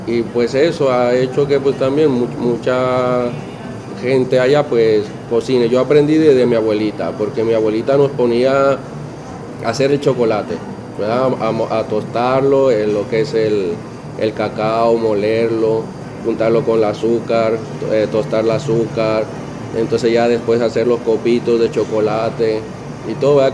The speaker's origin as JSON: {"language": "Spanish", "town": "Ciudad Valles", "region": "San Luis Potosí", "country": "Mexico", "moved": "yes", "lives_now": "Puerto Rico", "said": "yo soy de Ciudad Valles, es San Luis Potosí, que eso sería la Huasteca"}